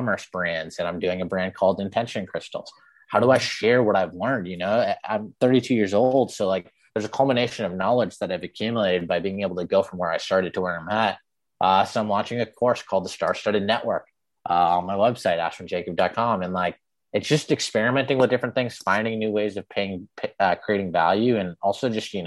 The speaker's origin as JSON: {"language": "English", "town": "Framingham", "region": "Massachusetts", "country": "United States", "tie": "born or raised there", "said": "I was born in Framingham, and I never fit in where I grew up"}